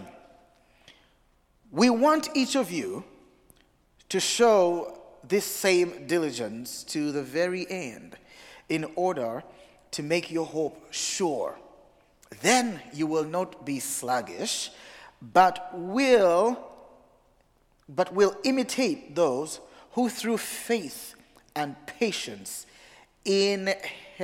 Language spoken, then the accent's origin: English; Uganda; also born or lived in Massachusetts; now in Providence, United States; I come from originally from Uganda, not Massachusetts. I live in Massachusetts right now.